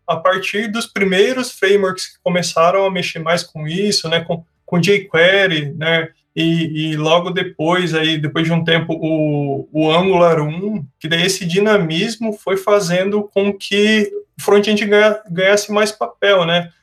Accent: Sorocaba, São Paulo, Brazil; eu sou de Sorocaba

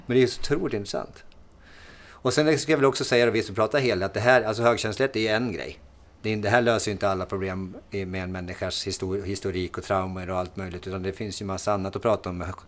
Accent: Timrå, Västernorrland County, Sweden; jag har en dialekt, för att jag är från Timrå

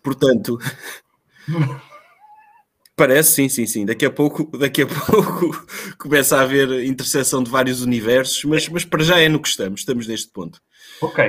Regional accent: Ovar, Aveiro District, Portugal; nós somos de Alvar

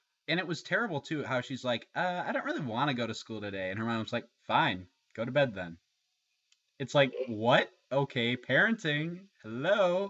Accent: Chicago, Illinois, United States; Chicago, my hometown

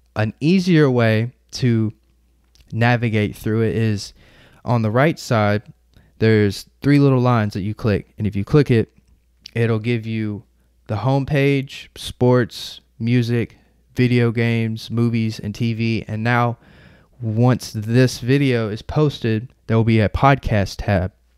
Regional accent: Murfreesboro, Tennessee, United States; I'm from Murfreesboro, Tennessee

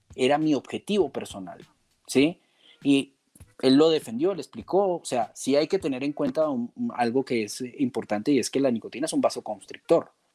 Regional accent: Colombia; en Colombia, en mi país

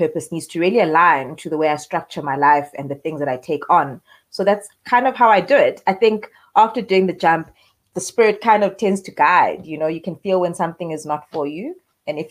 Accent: Eastern Cape, South Africa; also born or lived in Queenstown / Johannesburg; So I'm a girl born and raised in the Eastern Cape, for a small town in Port Beaufort.

